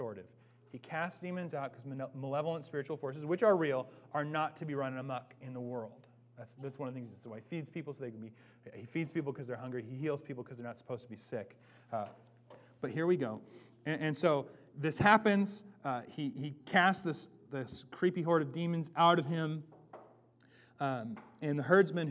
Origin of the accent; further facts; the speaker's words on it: Bellingham, Washington, United States; now in Seattle, United States; I'm from Bellingham